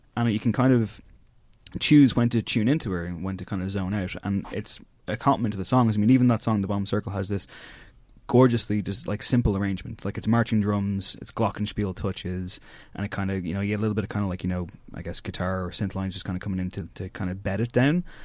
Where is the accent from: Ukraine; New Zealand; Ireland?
Ireland; Drogheda, Leinster; growing up in Drogheda